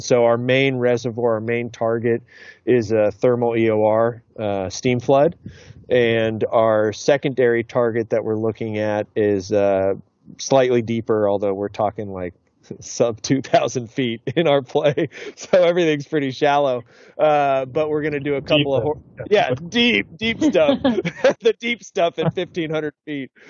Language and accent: English; San Diego, California, United States; I'm born and raised in San Diego